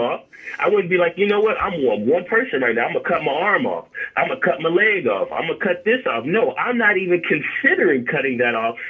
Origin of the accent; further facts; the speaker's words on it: California, United States; I'm from California